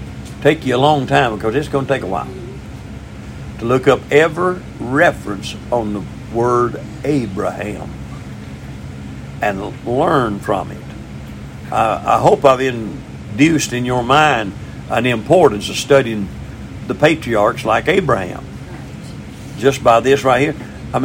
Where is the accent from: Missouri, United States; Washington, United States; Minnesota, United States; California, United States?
Missouri, United States; I'm from Missouri, I have to be showed, you know.